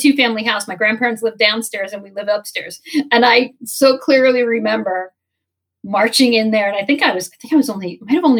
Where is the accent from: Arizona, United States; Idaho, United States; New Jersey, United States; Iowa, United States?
New Jersey, United States; I was from Jersey